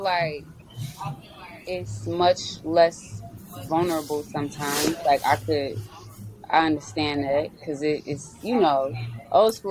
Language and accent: English; Maywood, Illinois, United States; I'm from Maywood.